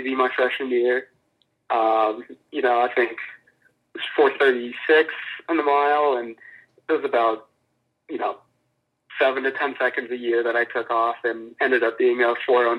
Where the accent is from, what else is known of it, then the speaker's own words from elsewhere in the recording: Orange, California, United States; moved away as an adult; now in Alamosa, United States; I'm from Southern California, specifically Orange County, California, and the city of Orange